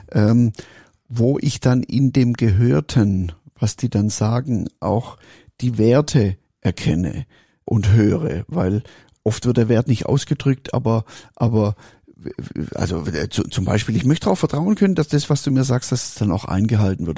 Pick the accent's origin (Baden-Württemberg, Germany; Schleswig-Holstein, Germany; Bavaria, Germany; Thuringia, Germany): Baden-Württemberg, Germany; Swabia; ich bin Schwab